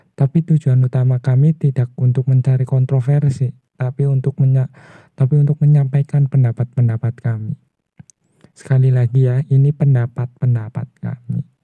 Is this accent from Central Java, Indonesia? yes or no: yes; Purwokerto, Central Java, Indonesia; Saya asal dari Purwokerto